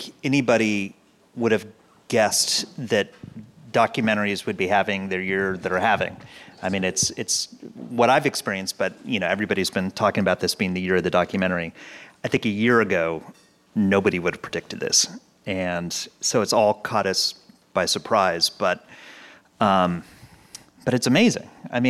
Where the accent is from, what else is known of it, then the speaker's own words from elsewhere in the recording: Pasadena, California, United States; Pasadena, and where I still live. So I actually live on the block that my kindergarten was on.